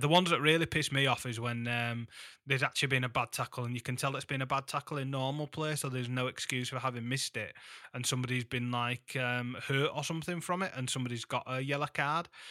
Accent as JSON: {"language": "English", "town": "Huddersfield", "region": "Yorkshire and the Humber", "country": "United Kingdom", "tie": "born or raised there", "said": "my hometown."}